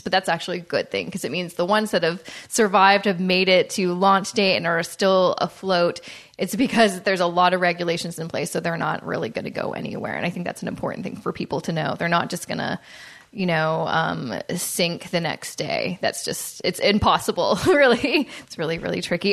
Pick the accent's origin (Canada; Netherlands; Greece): Canada; being a Canadian